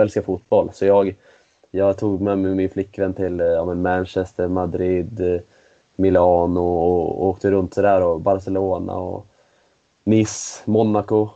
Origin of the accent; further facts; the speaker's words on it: Sweden; also born or lived in Switzerland; som svensk innebandyspelare i, i SSL